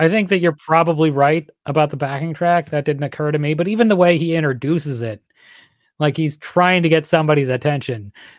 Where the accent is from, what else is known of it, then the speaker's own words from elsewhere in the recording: Pennsylvania, United States; You know, I grew up often in Western Pennsylvania, which it's basically Kentucky.